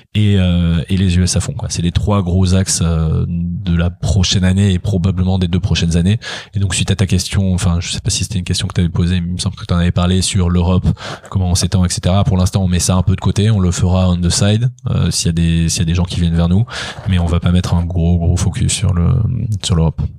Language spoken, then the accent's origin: French; France; en tant que Français